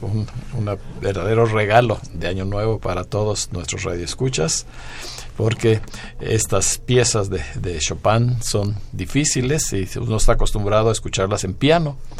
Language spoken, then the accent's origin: Spanish; Mexico; todos los mexicanos, sobre todo los que eh, en algún momento estamos fuera de nuestro terruño, de nuestro país